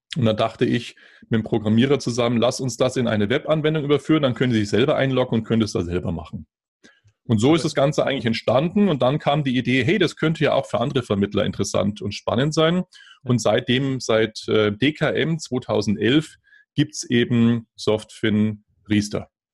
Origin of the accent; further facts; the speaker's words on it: Germany; bei uns in Deutschland